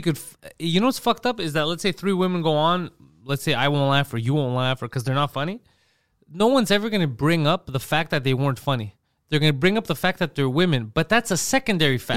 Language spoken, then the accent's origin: English; Montreal, Quebec, Canada; we grew up in Park X